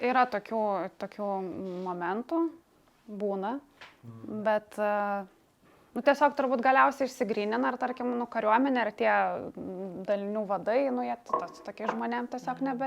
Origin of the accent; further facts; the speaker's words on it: Lithuania; tokie kaip mes iš Lietuvos